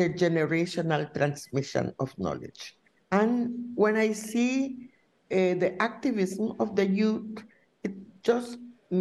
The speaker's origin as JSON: {"language": "English", "area": "Wangki River", "region": "Mosquito Coast", "country": "Nicaragua", "tie": "born or raised there", "said": "I was born in the Huanqui River. This is a river that borders Honduras and Nicaragua. So it was something that we call the Mosquito Coast"}